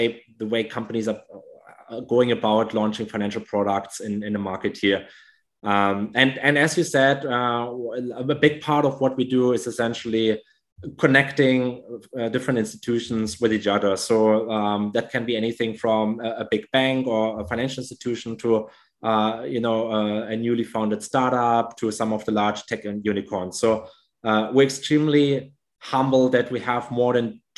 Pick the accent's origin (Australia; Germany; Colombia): Germany; moved away as an adult; now in Indonesia; I grew up in Germany.